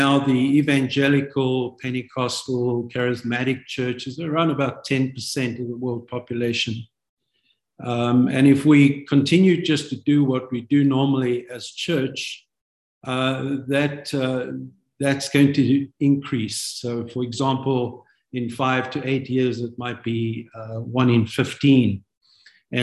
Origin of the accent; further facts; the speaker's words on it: South Africa; moved away as an adult; also born or lived in London, United Kingdom; now in United States; I'm born a South African. God took us from South Africa in 1994 permanently.